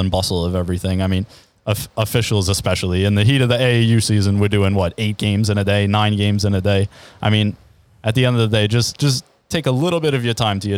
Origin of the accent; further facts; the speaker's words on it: Levittown, New York, United States; also born or lived in Queens, New York; I was actually born in Queens. I moved out to Long Island when I was 2 years old. I grew up in Levittown, New York